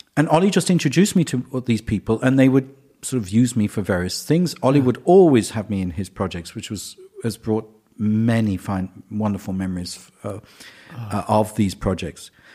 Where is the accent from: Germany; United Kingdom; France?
United Kingdom; England; I'm English